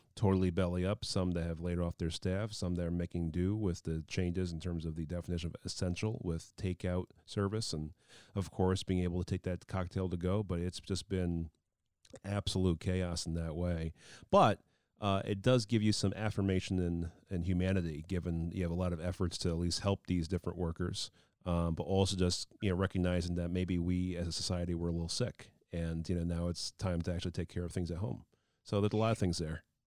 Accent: New York, United States; I, feel as a New Yorker

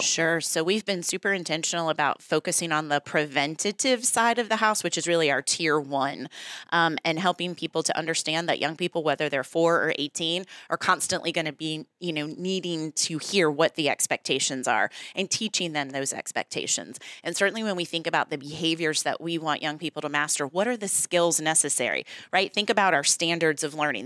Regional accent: Newport News, Virginia, United States; So I grew up in Newport News, actually. Went to all of the Newport News public schools

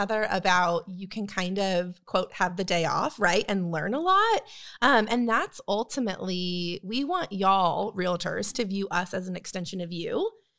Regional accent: Northern California, United States; moved away as an adult; now in Texas, United States; So I grew up in Northern California. I moved here to go to TCU.

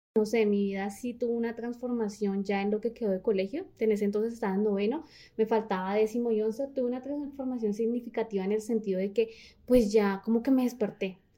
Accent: Líbano, Tolima, Colombia; inicialmente nací en el Líbano

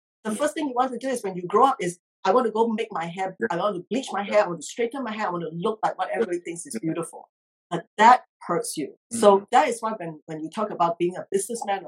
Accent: Singapore; moved away as an adult; also born or lived in Australia / United Kingdom / Geneva; now in United States; I grew up in Singapore

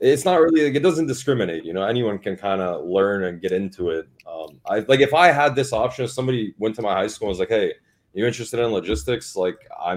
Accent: Canada; moved away; I'm from Canada. I'm born and raised in Canada.

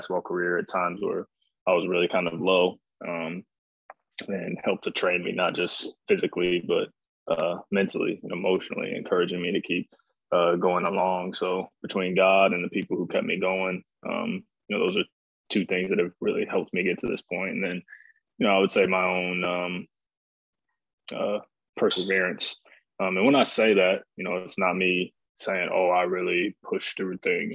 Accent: Fort Wayne, Indiana, United States; I was born and raised in Fort Wayne, Indiana, born in 1991

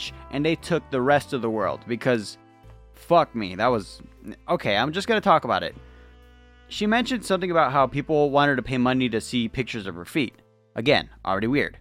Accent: the Bible Belt, United States; I was raised in the Bible Belt

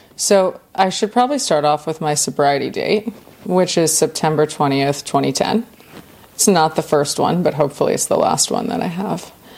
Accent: Winter Park, Florida, United States; I grew up in the States in Central Florida in Winter Park, which is a part of Orlando

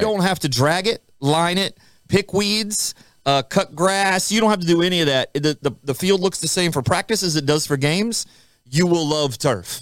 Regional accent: Florida, United States; moved away; I grew up in Florida.

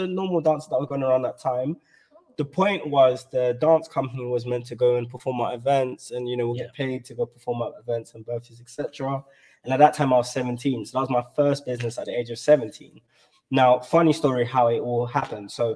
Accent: London, United Kingdom; I'm from South London

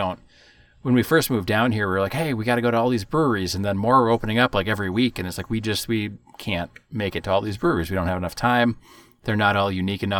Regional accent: Wisconsin, United States; moved away; I'm from Wisconsin

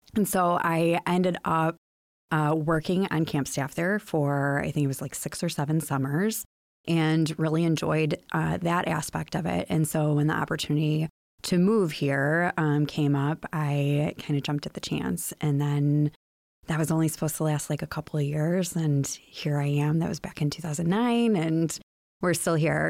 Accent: Chicago, Illinois, United States; moved away as an adult; now in Muskegon, United States; I grew up in the Chicagoland area

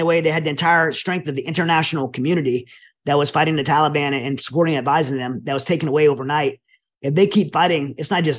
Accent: United States; as an American

